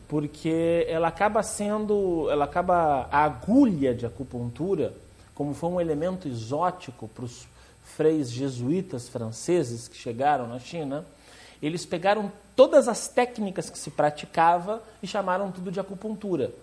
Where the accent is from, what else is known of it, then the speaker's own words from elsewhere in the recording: Rio Grande do Sul, Brazil; moved away; sou natural do Rio Grande do Sul